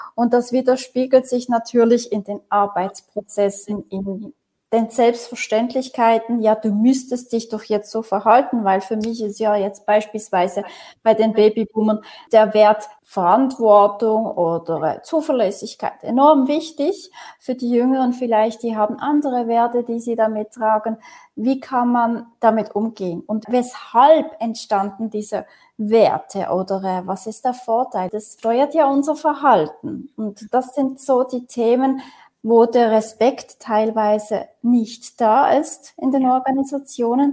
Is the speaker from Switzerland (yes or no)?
yes; Switzerland; wie bin ich aufgewachsen hier in der Region Basel an verschiedenen Orten, ähm, Kantonen